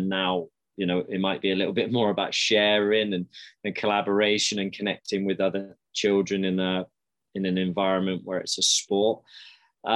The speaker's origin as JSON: {"language": "English", "town": "Swindon", "region": "South West England", "country": "United Kingdom", "tie": "born or raised there", "moved": "as an adult", "lives_now": "Calgary, Canada", "said": "I grew up in Swindon in the UK in the southwest"}